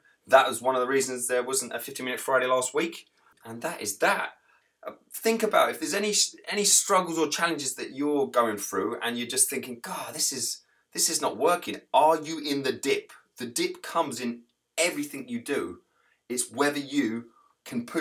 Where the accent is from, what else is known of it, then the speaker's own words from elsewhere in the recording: England, United Kingdom; moved away as an adult; now in United States; I'm English